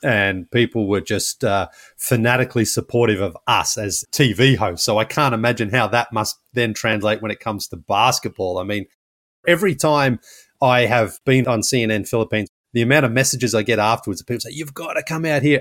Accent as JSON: {"language": "English", "country": "Australia", "moved": "yes", "lives_now": "United States"}